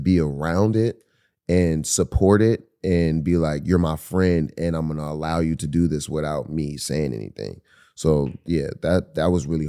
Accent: Pittsburgh, Pennsylvania, United States; we're from Pittsburgh

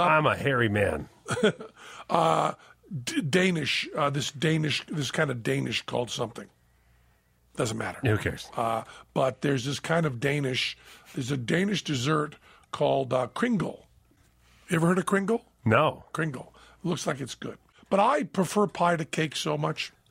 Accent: Minnesota, United States; I'm from Minnesota, so it pains me to give any credit to those people to my east.

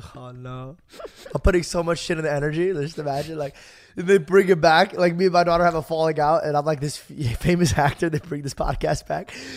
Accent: Arizona, United States; I'm from Arizona

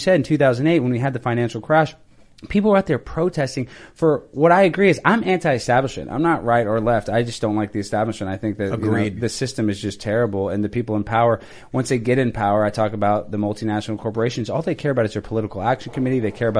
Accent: United States

